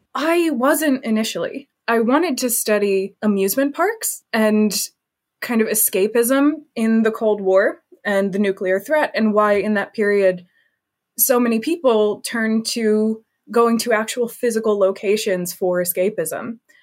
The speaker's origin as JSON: {"language": "English", "country": "United States", "moved": "as an adult", "lives_now": "United Kingdom", "said": "I am an American studying in the U K."}